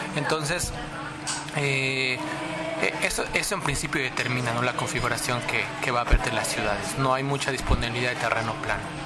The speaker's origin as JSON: {"language": "Spanish", "country": "Mexico", "moved": "as an adult", "lives_now": "Japan", "said": "soy mexicano"}